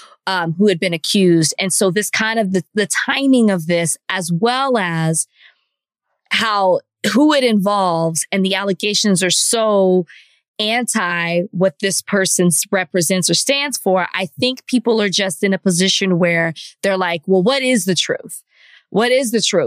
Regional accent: Dallas, Texas, United States; I'm from Dallas, and I'm from Oak Cliff to be exact

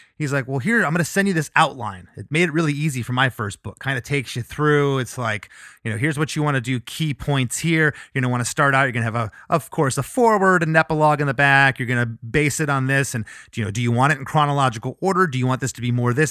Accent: Florida, United States; also born or lived in Michigan; we moved to Florida when I was six.

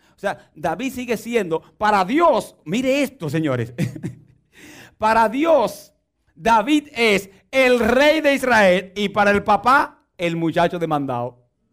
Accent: Dominican Republic; moved away

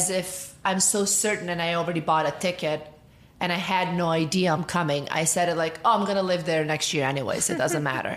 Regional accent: Montenegro; moved away as an adult; now in United States; I am from Montenegro originally. I was born there.

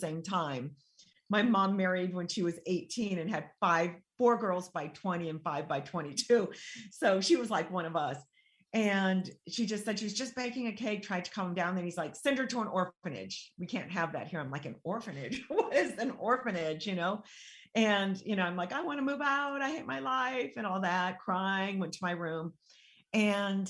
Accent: San Diego, California, United States; I grew up in San Diego, but under a Baghdad roof. My father was from Iraq

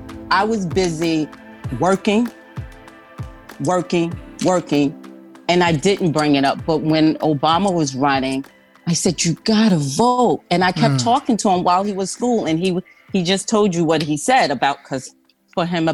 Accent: Ocean Township, New Jersey, United States; I'm from Ocean Township, New Jersey

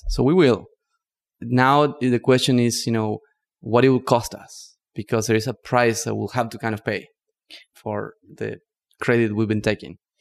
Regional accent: northern Argentina, Argentina; English is a second language; moved away as an adult; also born or lived in Barcelona, Spain / New York City, United States; now in United States; I grew up in Argentina, in the north, in the Yungas, which is a union between the rainforest and the Andes.

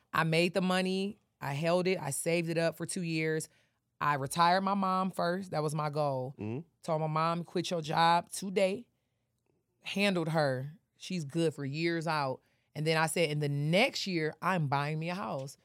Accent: Detroit, Michigan, United States; moved away as an adult; also born or lived in Atlanta; I'm from Detroit, I just got here

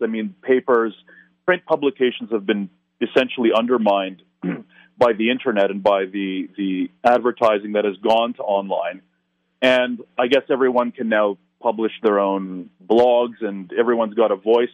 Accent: Toronto, Ontario, Canada; a place like Toronto, again, my, my hometown

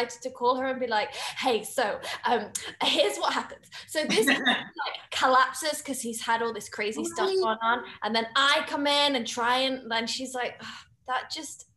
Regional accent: United Kingdom; as a British woman

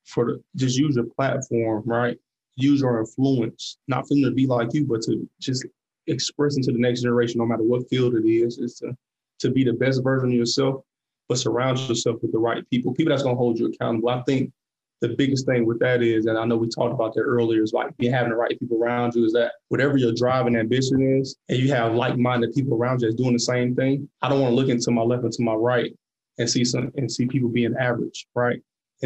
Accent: Atlanta, Georgia, United States; moved away; also born or lived in Boone, North Carolina; And I was from Atlanta. So, I was a city boy for real.

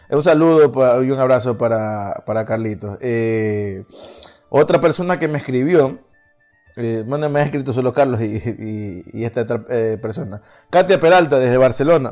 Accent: Ecuador

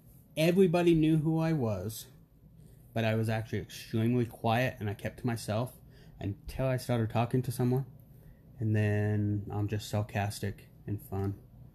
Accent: Clinton, Utah, United States; also born or lived in Warner Robins, Georgia; we grew up in Clinton, Utah, pretty much my entire life.

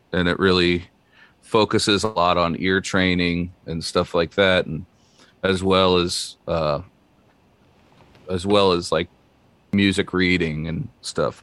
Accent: Naples, Florida, United States; moved away as an adult; now in Nashville, United States; I grew up in Naples, Florida. Um, I was born down there in Southwest Florida, uh, and lived there for the first nineteen years of my life

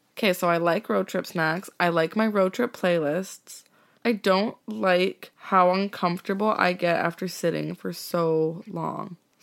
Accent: Okanagan, British Columbia, Canada; moved away; I'm from the Okanagan, and I made Lindsay come out last year with me to meet my family

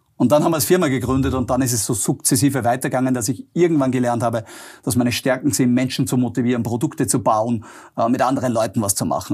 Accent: Austria; born or raised there

